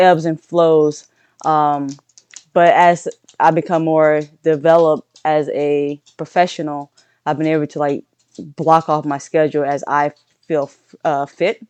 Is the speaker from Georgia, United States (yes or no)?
no; Centerville, Louisiana, United States; also born or lived in Nevada; now in Virginia, United States; I'm originally born and raised from Louisiana